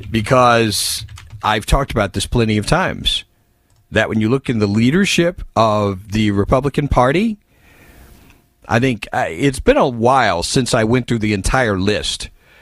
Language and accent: English; California, United States; As far as McCarthy goes, I'm from California.